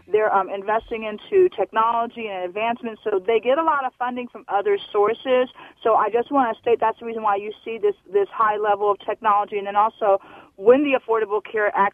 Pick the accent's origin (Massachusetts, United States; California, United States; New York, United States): New York, United States; originally from New York, so I so understand.